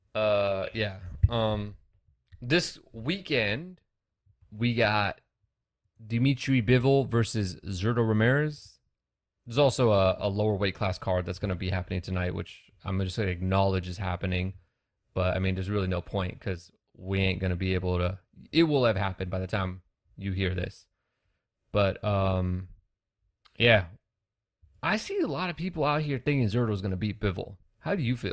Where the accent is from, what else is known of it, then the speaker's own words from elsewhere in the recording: California, United States; I'm from California